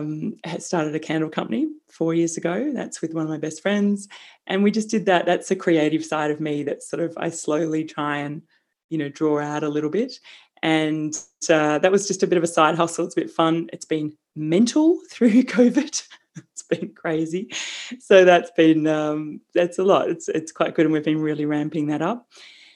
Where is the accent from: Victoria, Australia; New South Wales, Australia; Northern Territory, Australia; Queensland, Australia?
Victoria, Australia; Melbourne; moved away as an adult; also born or lived in London; I grew up in Melbourne